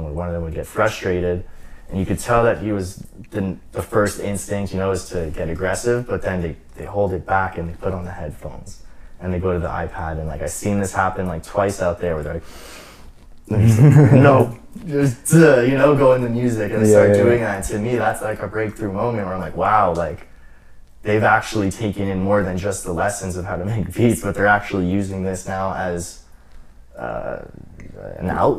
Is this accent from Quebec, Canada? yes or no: yes; Côte Saint-Luc, Quebec, Canada; I'm from Côte Saint-Luc